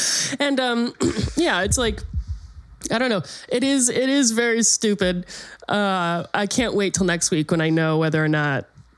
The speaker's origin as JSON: {"language": "English", "country": "United Kingdom", "said": "And so I am a Brit"}